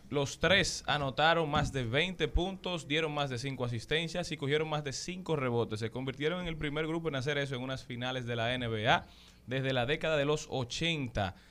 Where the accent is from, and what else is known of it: Dominican Republic